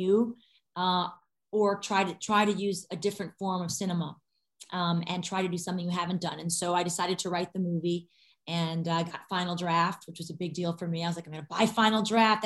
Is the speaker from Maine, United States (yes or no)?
no; Detroit, Michigan, United States; my hometown of Detroit